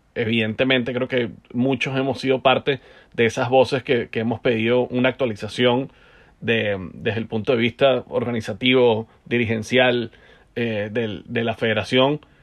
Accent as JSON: {"language": "Spanish", "country": "Venezuela", "said": "como venezolano"}